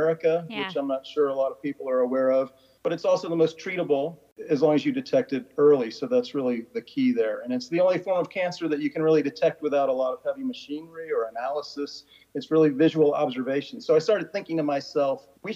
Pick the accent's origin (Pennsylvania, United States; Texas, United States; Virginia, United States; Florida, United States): Florida, United States; now in Washington, D.C. area, United States; growing up in Florida